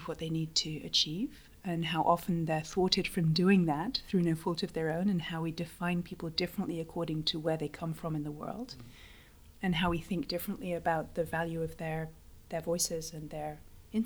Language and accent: English; London, United Kingdom; moved away as an adult; also born or lived in Mexico / United States; I'm originally from London